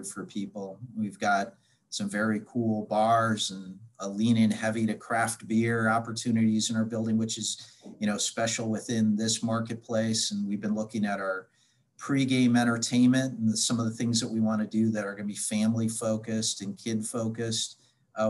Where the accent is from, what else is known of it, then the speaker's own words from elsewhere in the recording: Milwaukee, Wisconsin, United States; now in Cincinnati, United States; back in my hometown of Milwaukee